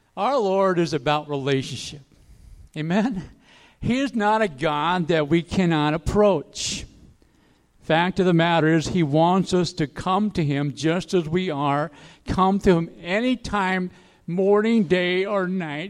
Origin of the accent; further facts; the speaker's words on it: Aiken, South Carolina, United States; my hometown, Aiken